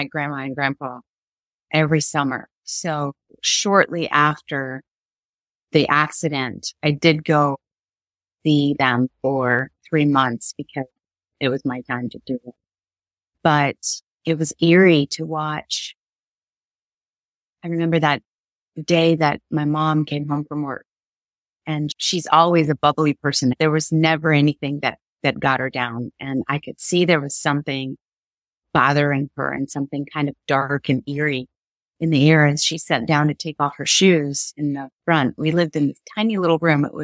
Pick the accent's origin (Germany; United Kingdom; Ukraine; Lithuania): Ukraine; Kyiv; moved away; So I was born and raised in Kiev, Ukraine